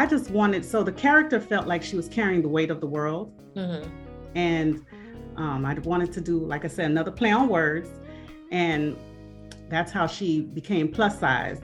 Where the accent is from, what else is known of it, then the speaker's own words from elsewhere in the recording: Miami, Florida, United States; I'm from Miami, born and raised, okay. The County of Dade